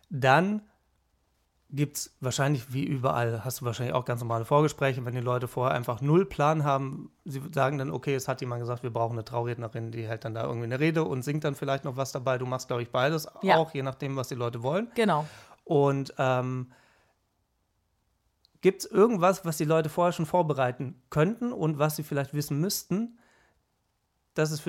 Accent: Baden-Württemberg, Germany; now in Cologne, Germany; So, aber lustigerweise kommen wir beide aus Baden-Württemberg und ähm, dann findet man sich dann in Köln irgendwann wieder zusammen.

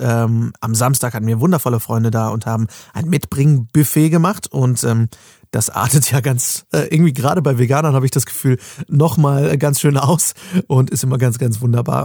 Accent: Germany; bei uns in Deutschland

